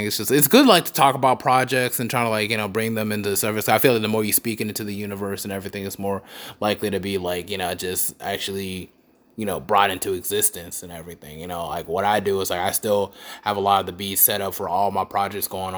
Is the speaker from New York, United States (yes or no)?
no; Charlotte, North Carolina, United States; I'm from Charlotte, so it's like, and I'm Eastside Charlotte